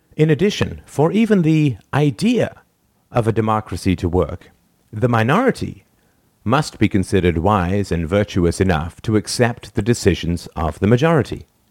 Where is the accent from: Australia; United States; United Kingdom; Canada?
United Kingdom; England; I grew up in England in the nineteen seventies